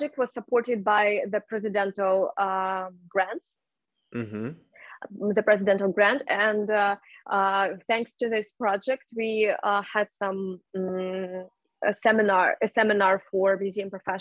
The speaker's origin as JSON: {"language": "English", "region": "Khakassia", "country": "Russia", "said": "I'm from Khakassia, but I from Russia"}